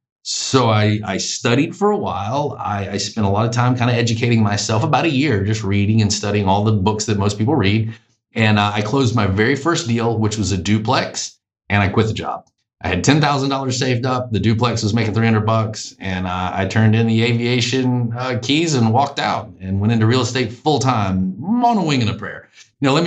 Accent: Macon, Georgia, United States; also born or lived in Savannah, Georgia / Atlanta, Georgia; I'm Southern and from Georgia originally, but grew up in Macon, Georgia

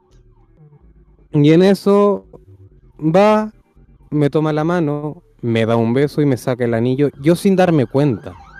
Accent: Santiago, Santiago Metropolitan Region, Chile; also born or lived in Viña del Mar; volver a, a mi ciudad natal con mi familia

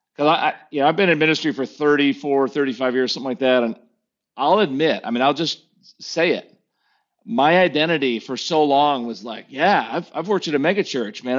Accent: United States; as an American preacher

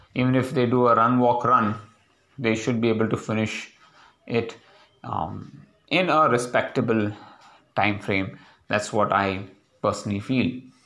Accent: India; now in Hyderabad, India; The pride of being an Indian is very important for us in our daily lives

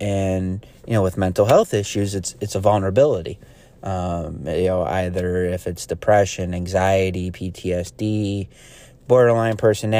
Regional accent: New York, United States; I I'm from Central New York area, so going up to the Adirondacks

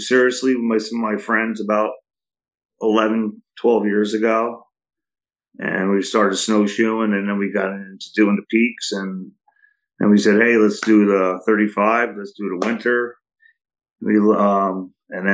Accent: Saugerties, New York, United States; I live here in Saugerties right now, and I grew up here in Saugerties my whole life

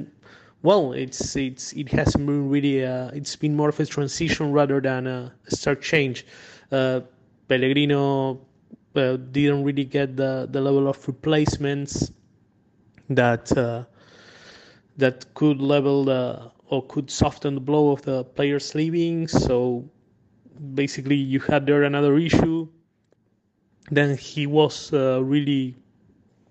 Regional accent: Buenos Aires, Argentina; English is a second language; I was born near the Clove. I lived my whole life just like 10, 15 blocks away.

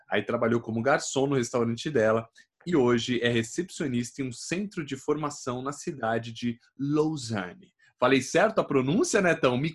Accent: Jussara, Goiás, Brazil; accent: meio mineiro; moved away as an adult; also born or lived in Goiânia, Brazil; now in Switzerland; Eu sou do interior de Goiás no interior

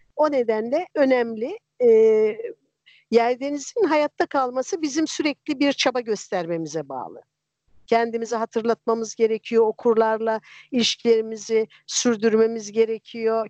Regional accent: a central village of Erzincan, Turkey; now in İzmir, Turkey; çocukluğumun e, yılbaşıları Erzincan'ın mer- bir merkez köyünde e, 60'lı yılların sonunda 70'li yılların başında

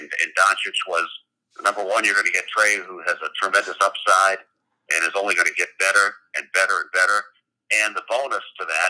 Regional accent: Massachusetts, United States; moved away; I grew up in Massachusetts

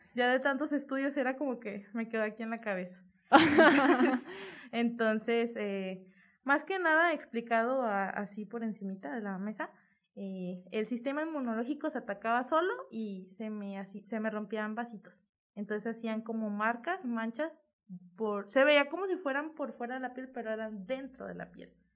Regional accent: Monterrey, Nuevo León, Mexico; aquí en Nuevo León

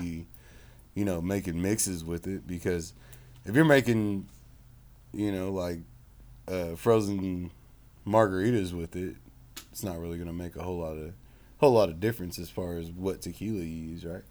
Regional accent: Oklahoma, United States; born or raised there

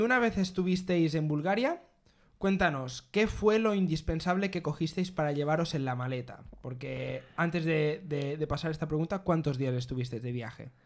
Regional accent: Mallorca, Balearic Islands, Spain; ambos somos de Mallorca

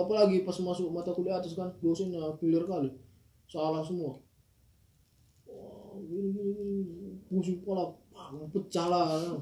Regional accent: Medan, North Sumatra, Indonesia; moved away; orang Medan

